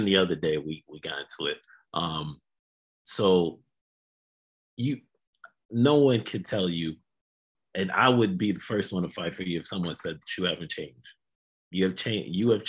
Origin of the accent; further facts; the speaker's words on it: Jamaica; now in United States; I'm not originally from this country. I've just been here long enough that it feels like home. My home country is Jamaica